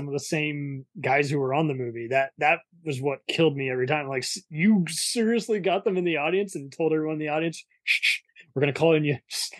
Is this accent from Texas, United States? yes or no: yes; Dallas, Texas, United States; I'm from crazy Dallas, Texas.